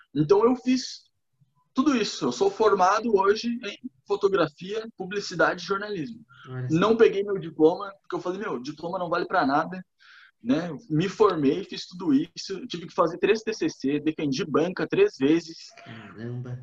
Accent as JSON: {"language": "Portuguese", "town": "Torres", "region": "Rio Grande do Sul", "country": "Brazil", "tie": "born or raised there", "also_born_or_lived": "Lages, Santa Catarina", "moved": "as an adult", "lives_now": "Florianópolis, Brazil", "said": "fui criado em Torres. Daí eu fui fazer faculdade em Lages"}